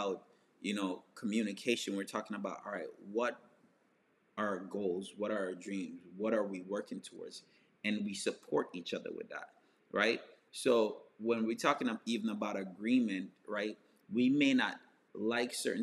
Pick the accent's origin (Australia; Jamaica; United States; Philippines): Jamaica; moved away; I grew up in Jamaica